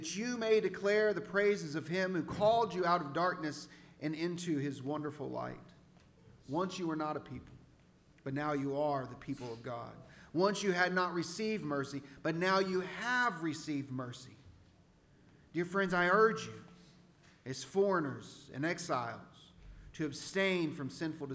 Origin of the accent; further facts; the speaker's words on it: Central Texas, United States; accent: Texan; moved away as an adult; also born or lived in Oregon; I'm from Texas, Central Texas.